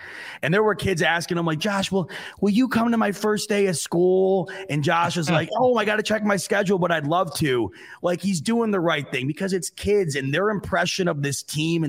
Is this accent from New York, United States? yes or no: yes; near St. John Fisher, New York, United States; when I was a kid growing up near St. John Fisher